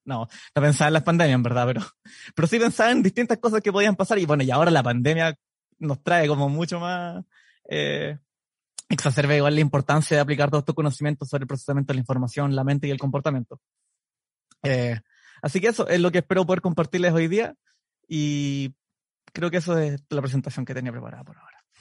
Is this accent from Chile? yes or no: yes; Temuco, Araucanía, Chile; moved away as an adult; also born or lived in Edmonton, Canada; now in Canada; soy psicólogo, soy de Temuco